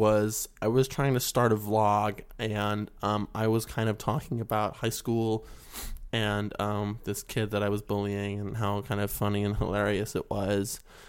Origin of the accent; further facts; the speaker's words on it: West Virginia, United States; now in California, United States; You can tell by my accent that I'm clearly from West Virginia.